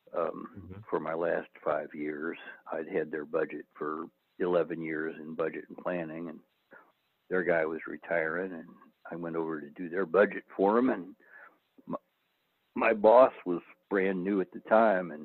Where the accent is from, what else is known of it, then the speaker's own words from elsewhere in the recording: Jefferson City, Missouri, United States; also born or lived in Columbia, Missouri; now in Fulton, United States; I grew up in Jeff City, which is 30 miles south